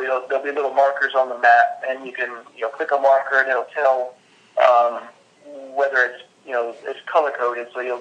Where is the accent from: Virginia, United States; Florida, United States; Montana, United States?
Virginia, United States; Richmond; I'm from Richmond, Virginia